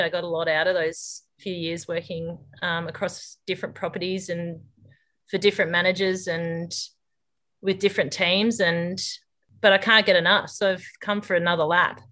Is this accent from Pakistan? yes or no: no; Corindi, New South Wales, Australia; moved away as an adult; also born or lived in Armidale; now in Darwin, Australia; I grew up near Corindi, um, on a mixed farming place there with my parents